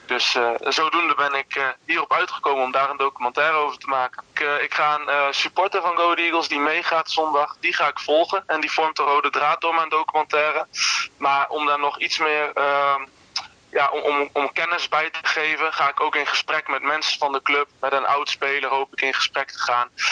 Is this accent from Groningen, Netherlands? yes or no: no; Twello, Gelderland, Netherlands; ik kom uit Twello, maar Deventer kan, ik dan wel tussen haakjes mijn stad noemen.